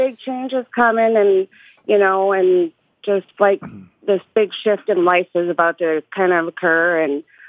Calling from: Big Lake, Minnesota, United States; I'm calling from Minnesota.

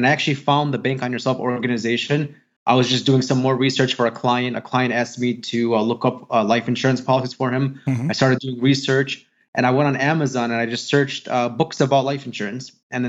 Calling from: Chicago, Illinois, United States; From Chicago, Illinois.

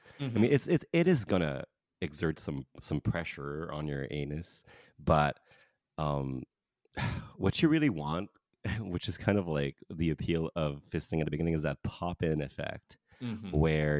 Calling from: Canada; I'm talking from Canada here, and in Canada, poppers are technically illegal.

